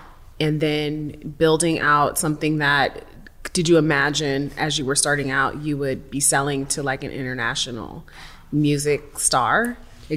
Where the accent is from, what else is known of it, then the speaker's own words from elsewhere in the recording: Seattle, Washington, United States; I'm from Seattle